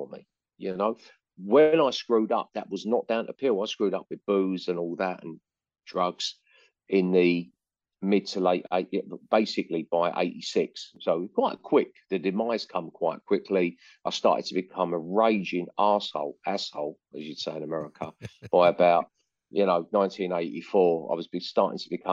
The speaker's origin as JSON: {"language": "English", "region": "London", "country": "United Kingdom", "tie": "born or raised there", "moved": "as an adult", "lives_now": "North West England, United Kingdom", "said": "it's almost like I'm a Londoner, but I live in the Northwest a lot of the time now. I'm still in London a lot still. So London's a hometown"}